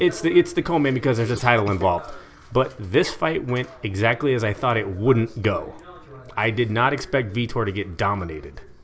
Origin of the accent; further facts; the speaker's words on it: Eugene, Oregon, United States; now in Salem, United States; I've been in Salem now for nine years, born and raised in Eugene